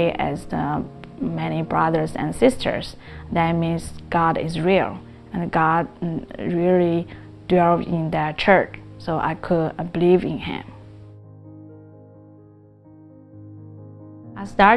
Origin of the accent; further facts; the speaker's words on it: China; now in Cerritos, United States; I grew up in China